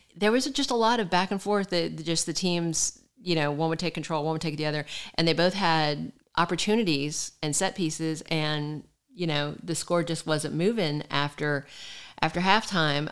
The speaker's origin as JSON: {"language": "English", "country": "United States", "said": "me being American"}